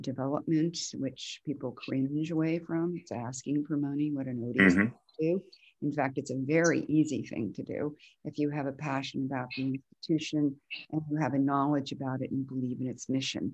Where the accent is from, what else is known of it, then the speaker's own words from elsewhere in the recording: New York City, New York, United States; I grew up in New York City